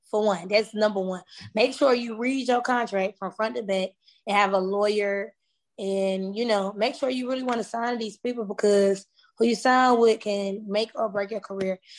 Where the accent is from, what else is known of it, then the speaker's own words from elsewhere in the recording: Atlanta, Georgia, United States; You know I'm from Atlanta.